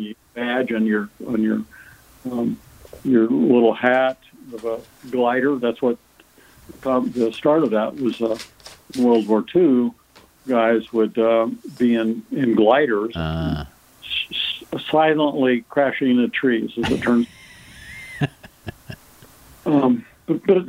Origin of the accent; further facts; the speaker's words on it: Erie, Pennsylvania, United States; went back to Erie, Pennsylvania, my hometown